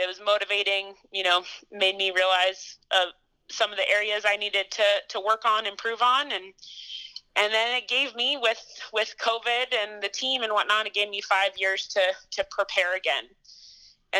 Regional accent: Boulder, Colorado, United States; moved away as an adult; also born or lived in Montana; So I grew up in Boulder, Colorado.

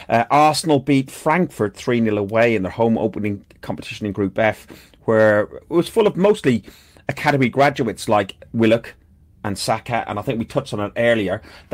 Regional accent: Athlone, Leinster, Ireland; my hometown is Athlone Town in Ireland.

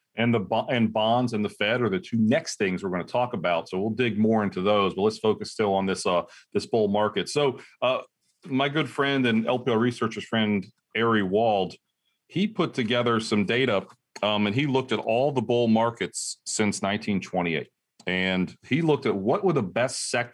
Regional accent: Ohio, United States; I'm from Ohio, Ohio State fan

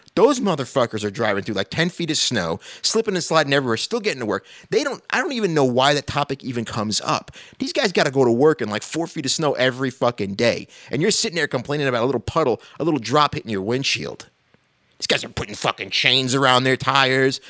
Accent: New York City, New York, United States; moved away; also born or lived in Midwest; I'm from New York originally

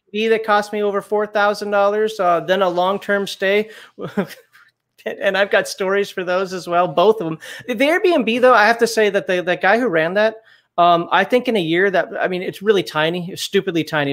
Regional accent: Minnesota, United States; also born or lived in Germany; now in Alabama, United States; I'm from Minnesota.

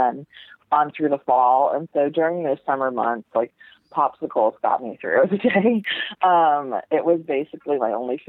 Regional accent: Bridgeport, Connecticut, United States; we're all from Bridgeport, Connecticut

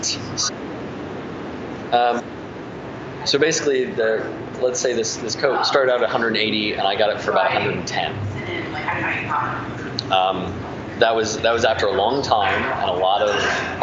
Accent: Indiana, United States; moved away; I'm from Indiana

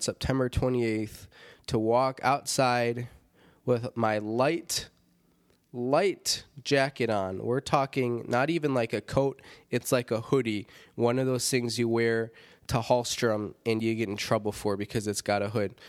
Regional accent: Rockford, Illinois, United States; Rockford, Illinois, my hometown.

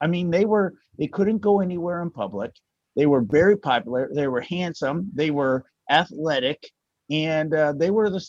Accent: outside of Dallas, Texas, United States; I grew up outside of Dallas, Texas, where the world-class championship wrestling promotion was put on by Fritz Von Erich. So I grew up probably about 10 miles from the Von Erich family.

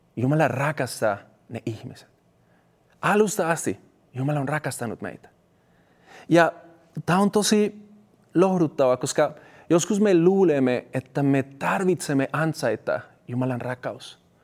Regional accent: Colombia; Finnish is a second language; now in Finland; mun kotimaassa Kolumbiassa

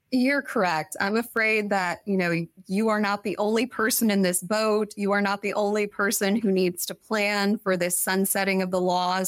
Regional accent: Kansas City, United States; moved away as an adult; also born or lived in Washington, D.C.; now in Sacramento, United States; born and raised in Kansas City

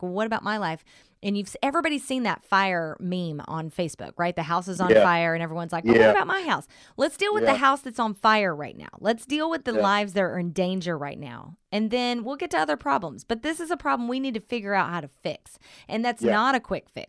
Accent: Southern Oklahoma, United States; now in Bay Area, United States; I grew up in a very whitewashed town in Southern Oklahoma

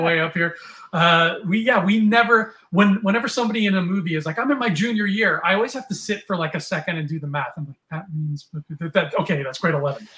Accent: Canada; We are from Canada. You and I are from Canada

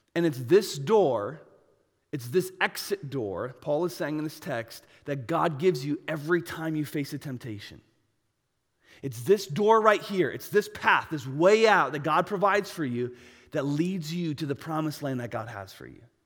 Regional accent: United States; I'm American.

